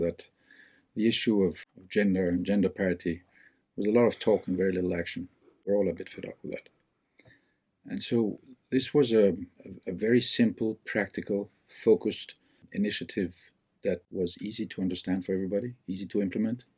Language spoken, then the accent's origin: English; Denmark; now in Geneva, Switzerland; I'm from Denmark.